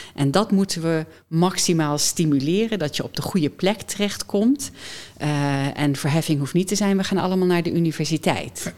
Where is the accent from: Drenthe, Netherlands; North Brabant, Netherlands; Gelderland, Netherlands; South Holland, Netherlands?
Gelderland, Netherlands; Doesburg; also born or lived in Amsterdam / United States; now in Nijmegen, Netherlands; Ik ben geboren in Doesburg